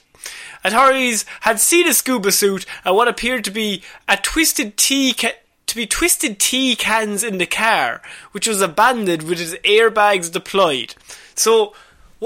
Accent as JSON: {"language": "English", "country": "Ireland", "said": "We're Irish"}